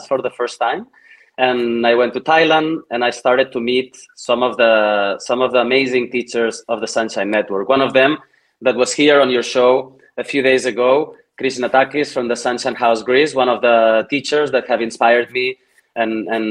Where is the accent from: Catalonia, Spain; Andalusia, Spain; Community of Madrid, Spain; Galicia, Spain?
Catalonia, Spain; Granollers; here in my hometown, Granollers, next to Barcelona